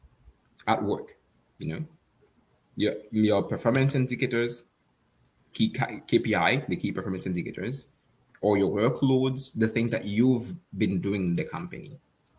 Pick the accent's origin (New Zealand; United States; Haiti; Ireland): Haiti; moved away; I'm from Haiti.